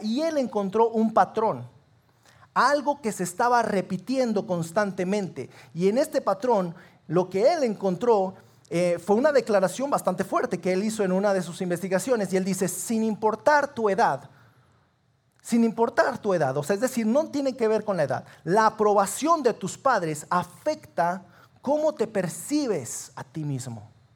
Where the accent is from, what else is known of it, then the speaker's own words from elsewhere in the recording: Sabinas, Coahuila, Mexico; nosotros somos de Sabinas